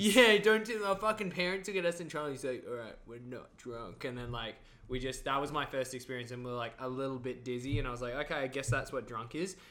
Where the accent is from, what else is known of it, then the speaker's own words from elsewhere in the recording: Australia; moved away as an adult; now in Vancouver, Canada; I'm Australian, but I've been here for three years